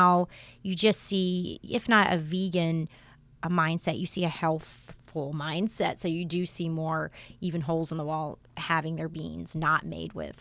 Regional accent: Alabama, United States; moved away; I also am from a different part of the country. I'm from Alabama

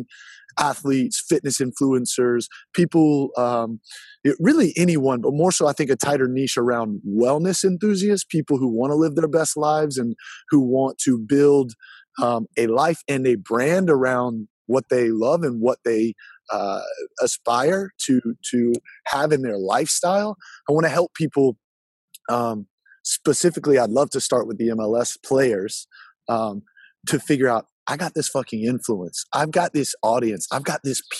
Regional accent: Easley, South Carolina, United States; now in Charlotte, United States; I'm from Easley, South Carolina, which is the middle of nowhere

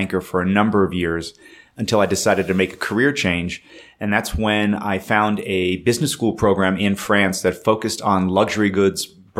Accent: Catskill Mountains, New York, United States; also born or lived in California; now in Charlotte, United States; I grew up actually in the Catskill Mountain area of New York State. So it's about 2 hours north of New York City.

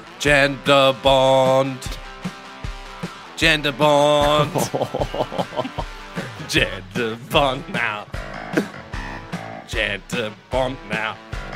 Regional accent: Netherlands; English is a second language; I'm not Australian. I'm a Dutch filmmaker.

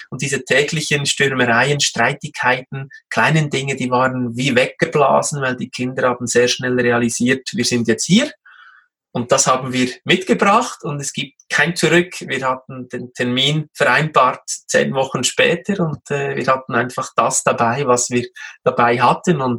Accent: Switzerland; Als Schweizer essen wir ja alle sehr gerne den äh, geschmolzenen Käse, sei es als Raclette oder eben auch als Fondue.

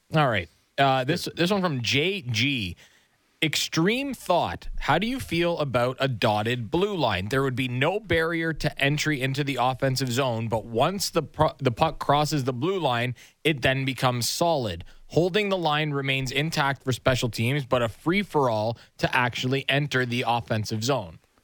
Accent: Nobleton, Ontario, Canada; My hometown

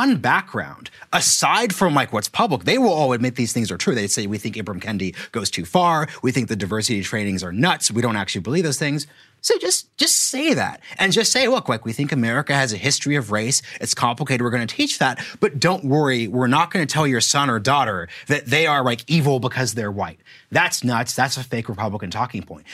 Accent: Oregon, United States; I'm from Oregon

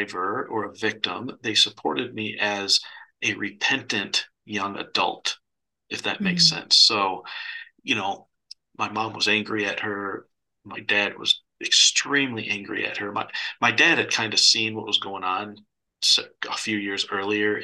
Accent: Michigan, United States; I grew up in Michigan.

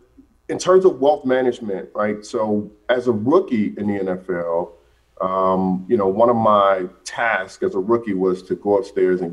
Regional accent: Atlanta, Georgia, United States; I'm from Atlanta, grew up on the west side of Atlanta.

